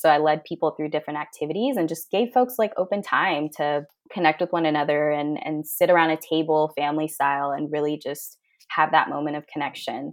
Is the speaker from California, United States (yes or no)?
yes; Fairfield, California, United States; moved away; my hometown, Fairfield, back in California, incredibly diverse